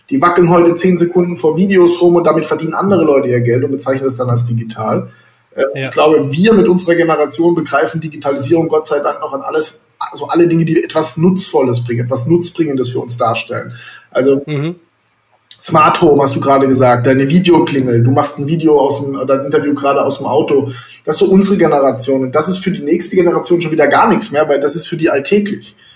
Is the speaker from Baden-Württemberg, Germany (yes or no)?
yes; Baden-Baden, Baden-Württemberg, Germany; Ja, ich komme aus Baden-Baden, wie ich äh, gerade schon selber gesagt habe.